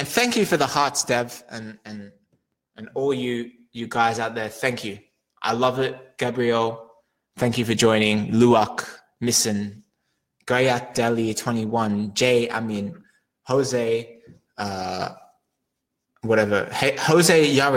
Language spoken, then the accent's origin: English; Australia; moved away; I'm originally from Australia.